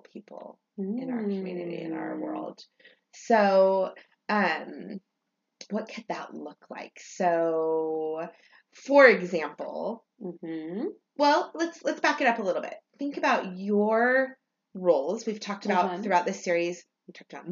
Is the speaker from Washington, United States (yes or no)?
no; California, United States; I grew up in California